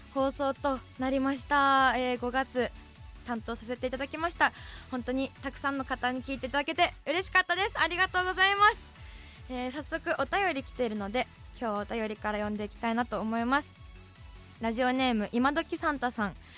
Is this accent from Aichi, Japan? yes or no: no; Sapporo, Hokkaido, Japan; 私、札幌市北区多幸区出身